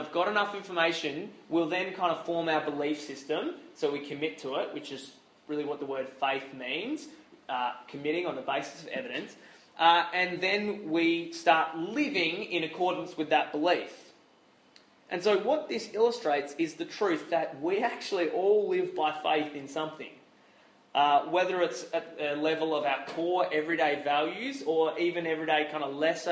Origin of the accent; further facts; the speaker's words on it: Australia; as an Aussie Christian